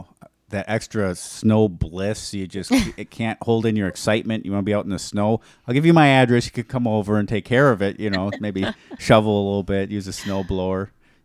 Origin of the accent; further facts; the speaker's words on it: Hawaii, United States; now in Wisconsin, United States; So I grew up in Hawaii.